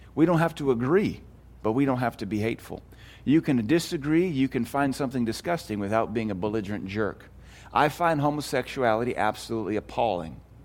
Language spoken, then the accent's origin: English; United States; I'm American.